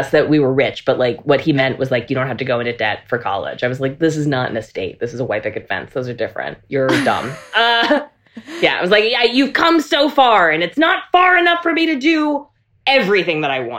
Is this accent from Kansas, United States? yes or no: no; North Carolina, United States; also born or lived in Germany; I was raised on military bases. I grew up in Germany and North Carolina, fully immersed in abstinence-only education.